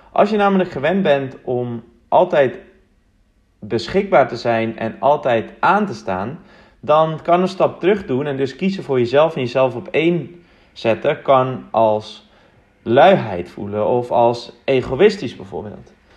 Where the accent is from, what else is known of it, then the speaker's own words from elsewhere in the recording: Uitgeest, North Holland, Netherlands; now in Amsterdam, Netherlands; Ik ben opgegroeid in Mooi Uitgeest